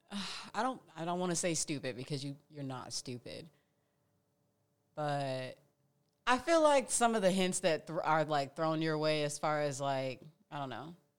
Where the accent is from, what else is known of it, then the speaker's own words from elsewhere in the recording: Indiana, United States; now in Phoenix, United States; I'm from Indiana.